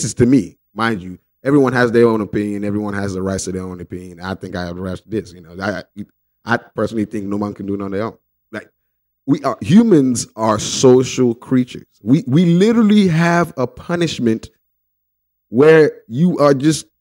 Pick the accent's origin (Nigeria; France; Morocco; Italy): Nigeria; when I was growing up in Nigeria.